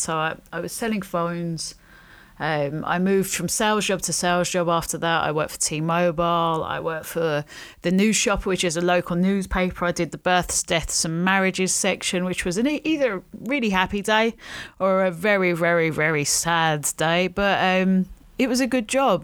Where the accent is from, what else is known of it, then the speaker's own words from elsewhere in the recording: London, United Kingdom; also born or lived in Stockton-on-Tees, England; So at the time, we lived in a flat in Charlton. Um, we then moved to another flat in Blackheath.